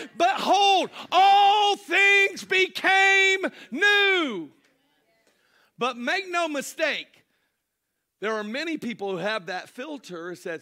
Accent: Ireland; No, I'm Irish. We're all drunks.

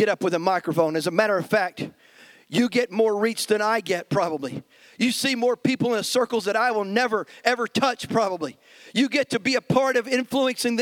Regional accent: United States; us as American Christians

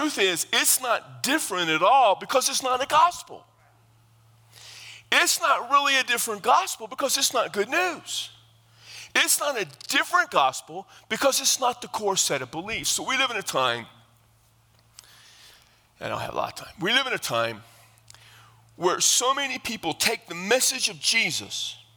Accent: South Texas, United States; I come from South Texas

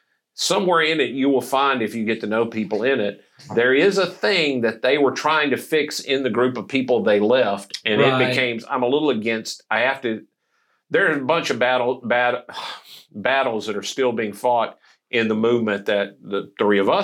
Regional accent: Mississippi, United States; Having grown up in the 1960s in Mississippi, the Catholic church in my hometown was the size of the studio

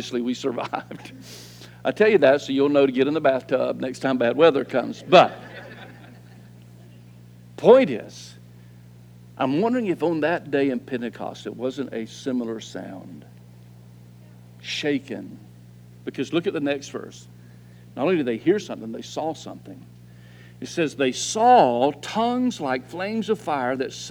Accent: Florida, United States; as long as I've been in Florida, native Floridian

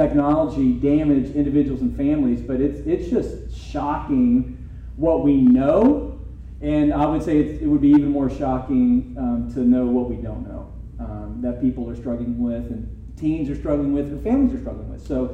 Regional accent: Dayton, Ohio, United States; moved away as an adult; also born or lived in Louisville, Kentucky; I'm originally from Dayton, by the way, which is why I say Louisville, not Louisville

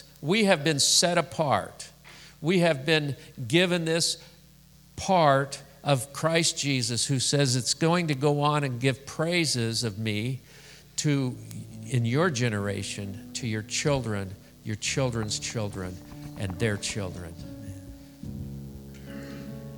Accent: Scotland, United Kingdom; I'm Scottish.

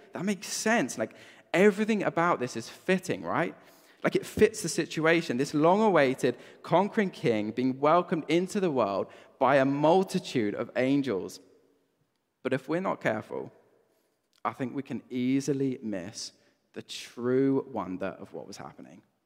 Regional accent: Brighton, South East England, United Kingdom; moved away; I grew up in Brighton

